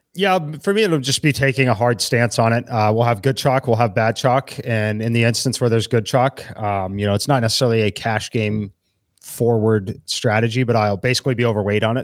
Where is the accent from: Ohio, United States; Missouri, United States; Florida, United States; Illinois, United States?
Missouri, United States; Kansas City; moved away; I'm originally from Kansas City